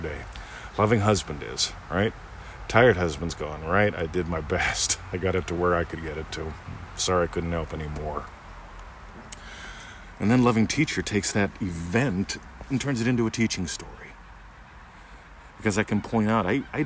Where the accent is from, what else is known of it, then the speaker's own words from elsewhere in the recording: near Pittsburgh, Pennsylvania, United States; now in Melbourne, Australia; I grew up near Pittsburgh, Pennsylvania